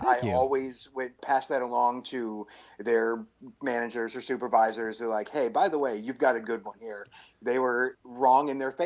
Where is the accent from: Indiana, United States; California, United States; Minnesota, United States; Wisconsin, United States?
Wisconsin, United States; Milwaukee; So I'm born and raised in Milwaukee